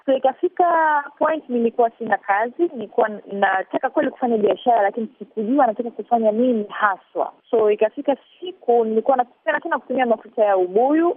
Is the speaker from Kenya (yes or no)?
no; Tanzania; moved away as an adult; also born or lived in Los Angeles, California, United States; natoka huku Afrika eh, Tanzania